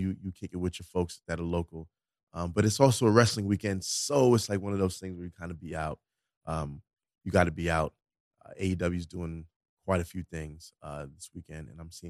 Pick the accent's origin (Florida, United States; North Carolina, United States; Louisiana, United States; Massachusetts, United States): Florida, United States; Let me catch you outside and I grew up in Florida.